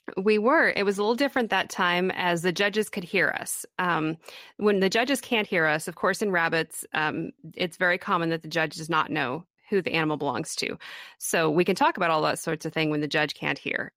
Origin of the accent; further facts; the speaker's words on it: Kansas, United States; I am from Kansas. I grew up here.